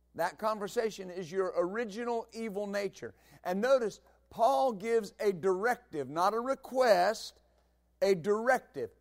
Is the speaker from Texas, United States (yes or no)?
yes; West Texas, United States; I grew up in West Texas